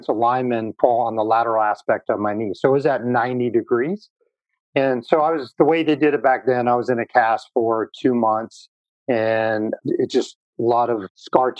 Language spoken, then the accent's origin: English; North Dakota, United States; I grew up in North Dakota.